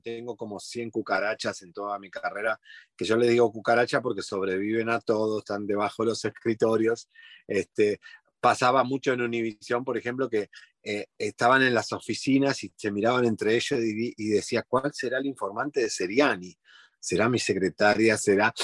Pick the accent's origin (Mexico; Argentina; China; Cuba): Argentina; moved away as an adult; now in Miami, United States; soy argentino